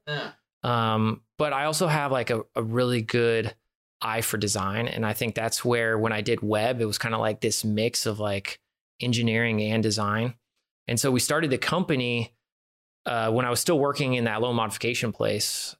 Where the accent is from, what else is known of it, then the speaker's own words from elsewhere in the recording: San Francisco Bay Area, California, United States; now in Phoenix, United States; I'm from the San Francisco Bay Area originally